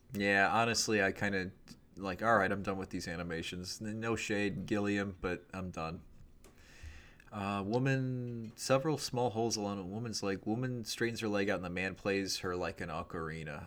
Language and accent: English; United States; me as an American, you know, 34 year old in 2023